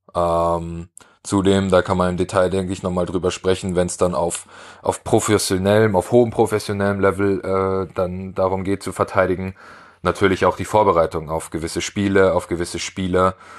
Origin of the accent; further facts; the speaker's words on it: Weilheim, Germany; Coach in, in Weilheim in meiner Heimatstadt war